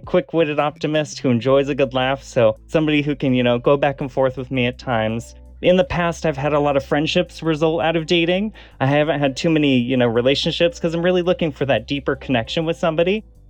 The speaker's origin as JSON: {"language": "English", "town": "Des Moines", "region": "Iowa", "country": "United States", "also_born_or_lived": "San Francisco", "moved": "yes", "lives_now": "Los Angeles, United States", "said": "I'm originally from Des Moines, Iowa. Just moved to Los Angeles after being in San Francisco for a little bit back in March."}